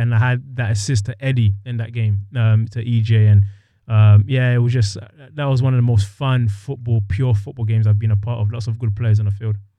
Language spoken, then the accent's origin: English; London, United Kingdom; moved away as an adult; also born or lived in Ohio; now in Seattle, United States; I grew up in London, playing over there